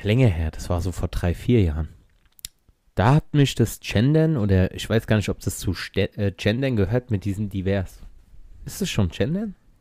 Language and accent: German; Germany; Ich bin Deutscher, Weißer